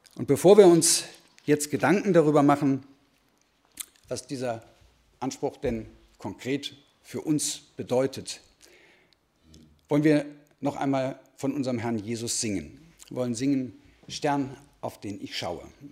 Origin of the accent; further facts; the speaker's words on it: Dortmund, North Rhine-Westphalia, Germany; ich komme aus Dortmund